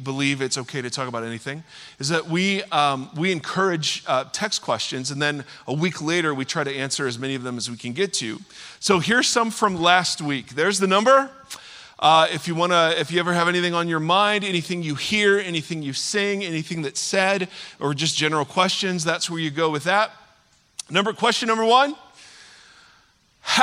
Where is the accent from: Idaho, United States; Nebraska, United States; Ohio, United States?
Ohio, United States; now in California, United States; I'm from Ohio